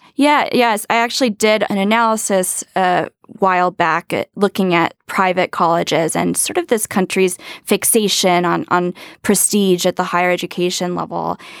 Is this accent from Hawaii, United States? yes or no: yes; Hawaii, United States; it's my home state